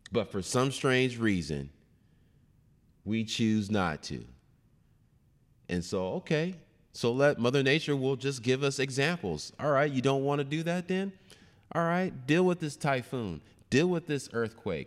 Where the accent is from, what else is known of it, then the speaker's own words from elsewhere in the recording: Seattle, Washington, United States; also born or lived in Kent, Washington / Rainier Valley, Seattle / Northgate, Seattle; I grew up in the Central in the early eighties